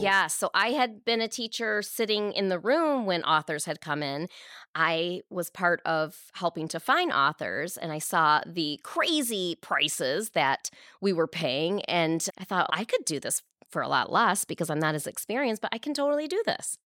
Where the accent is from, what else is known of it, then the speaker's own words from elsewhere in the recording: Canton, Michigan, United States; also born or lived in East Lansing, Michigan; now in Novi, United States; I grew up in Michigan, in Canton, Michigan